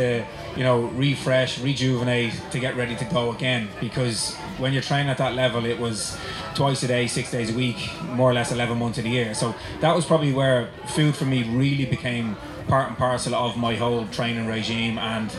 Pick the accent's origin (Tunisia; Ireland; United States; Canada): Ireland; Dublin, Leinster; also born or lived in Loughborough, England / Australia; I'm born and bred in Dublin